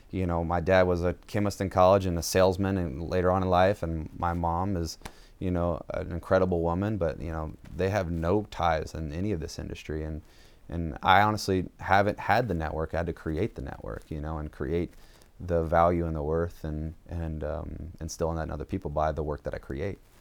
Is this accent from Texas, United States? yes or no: no; Jessamine County, Kentucky, United States; also born or lived in Georgia; raised mostly in Kentucky